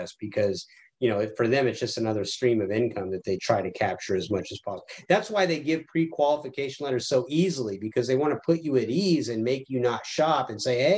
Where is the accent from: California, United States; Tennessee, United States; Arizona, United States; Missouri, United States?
Arizona, United States; Tucson; I grew up in Tucson, Arizona, right by Davis-Monthan Air Force Base.